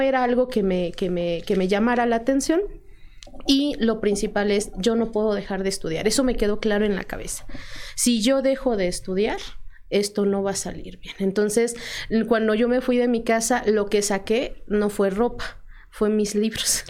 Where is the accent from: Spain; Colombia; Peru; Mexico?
Mexico; Tlaxcala; yo soy originaria, aquí nací.